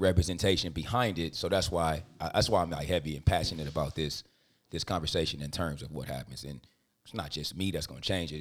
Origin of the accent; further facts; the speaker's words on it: Compton, California, United States; I'm from Compton